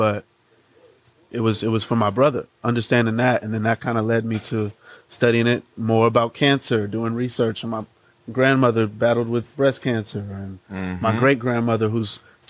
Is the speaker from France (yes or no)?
no; Los Angeles, California, United States; also born or lived in New York / New Jersey / Atlanta, Georgia; I've been raised here. Like, this is where I was raised. Like, this is where I'm most comfortable.